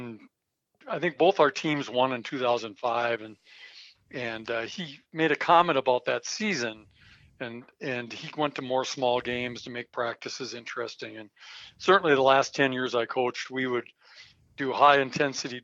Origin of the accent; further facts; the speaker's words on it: Minnesota, United States; moved away as an adult; now in Colorado, United States; I was from Minnesota